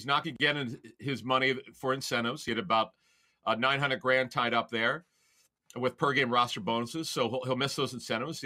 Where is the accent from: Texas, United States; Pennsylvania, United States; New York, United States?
Pennsylvania, United States; Philadelphia; As a kid growing up in Philly